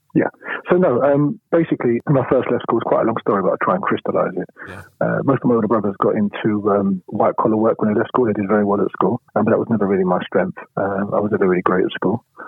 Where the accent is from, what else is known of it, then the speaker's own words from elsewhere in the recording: London, United Kingdom; also born or lived in Poplar, London; I was born in Bethnal Green